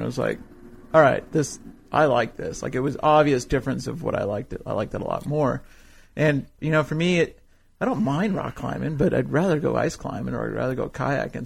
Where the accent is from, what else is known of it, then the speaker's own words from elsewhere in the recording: Fresno, California, United States; moved away as an adult; now in Cody, United States; I grew up in California